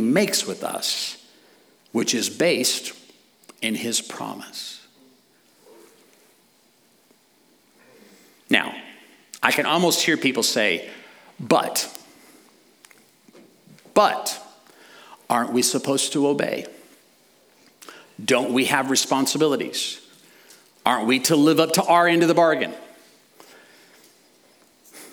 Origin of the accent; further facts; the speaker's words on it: United States; as American citizens